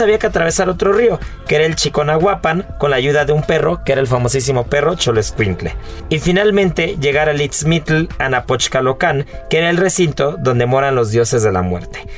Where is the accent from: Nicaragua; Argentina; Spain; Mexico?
Mexico; nos define como mexicanos